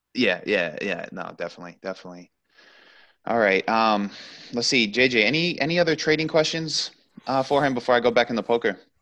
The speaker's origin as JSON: {"language": "English", "country": "United States", "said": "being American"}